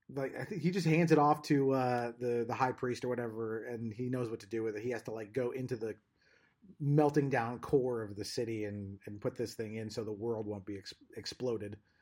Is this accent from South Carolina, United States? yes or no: no; Southern California, United States; I grew up in Southern California. That's where I'm from